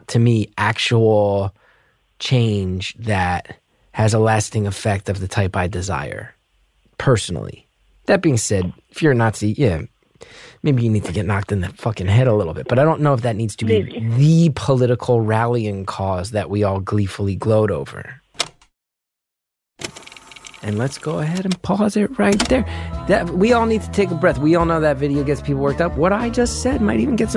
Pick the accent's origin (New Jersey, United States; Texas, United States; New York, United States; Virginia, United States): New Jersey, United States; I'm from New Jersey